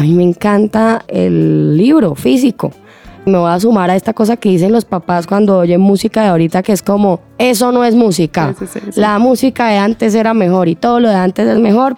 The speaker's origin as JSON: {"language": "Spanish", "country": "Colombia", "said": "lo que somos como colombianos"}